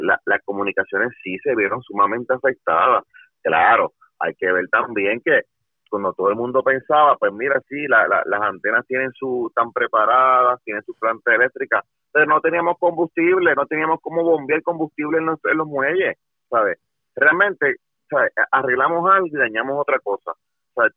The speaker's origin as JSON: {"language": "Spanish", "country": "Puerto Rico", "said": "nosotros como puertorriqueños"}